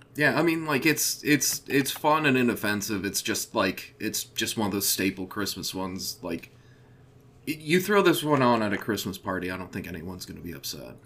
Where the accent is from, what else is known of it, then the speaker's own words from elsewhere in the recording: American heartland, Midwest, United States; I'm from the American heartland.